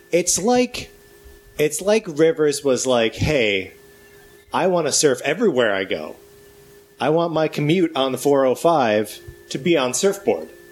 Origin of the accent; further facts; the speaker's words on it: Wisconsin, United States; now in Los Angeles, United States; I grew up in Wisconsin